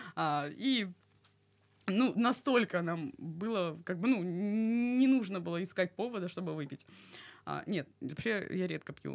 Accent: Krasnodar, Krasnodar Krai, Russia; я из Краснодара.

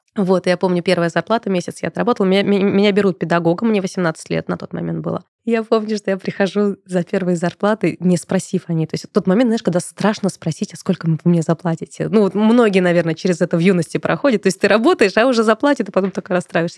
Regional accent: Moscow, Russia; я родилась и выросла в Москве

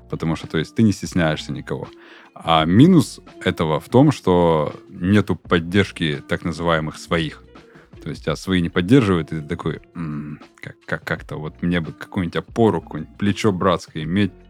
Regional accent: Ural, Russia; А вот мы конкретно уральцы. Мы там, э, не знаю, там, э, мы продолжаем свой род, мы чтим свой род.

